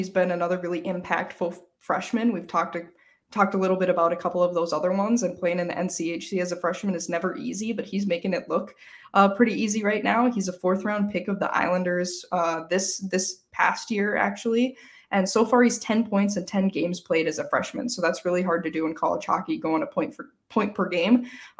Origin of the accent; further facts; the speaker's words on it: Minnesota, United States; I'm from Minnesota, so we just say Mankato here.